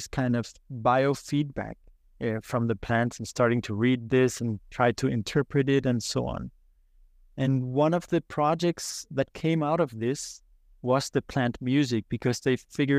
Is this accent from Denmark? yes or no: yes; Copenhagen, Capital Region of Denmark, Denmark; I was born in Copenhagen, Denmark, as any other in the city.